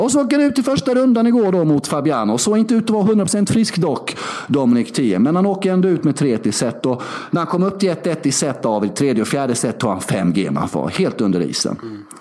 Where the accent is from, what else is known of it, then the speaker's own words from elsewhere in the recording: Sweden; also born or lived in Värnamo; När vi växte upp i Sverige innan globalisering och internet